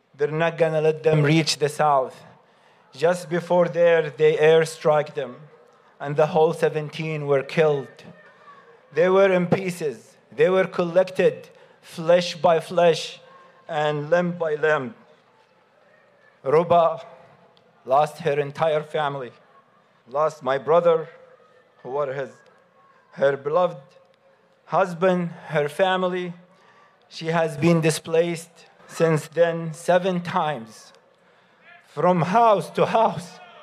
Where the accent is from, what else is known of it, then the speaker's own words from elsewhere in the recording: Gaza, Gaza Strip, Palestine; now in Michigan, United States; My roots and my childhood were in Gaza